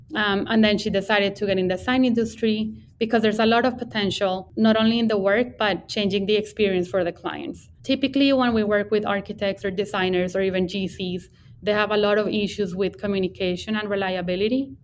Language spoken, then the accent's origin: English; Bogota, Colombia; English is a second language; now in Texas, United States; I grew up in in Bogota, Colombia. That's where I'm from